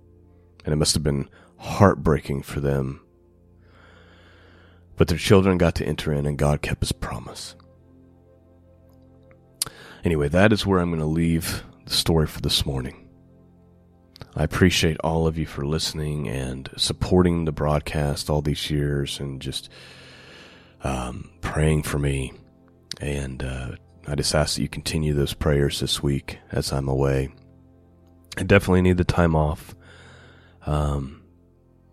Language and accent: English; United States; Those of us who are 40 years old, right, or 50 years old or 60, we grew up in the United States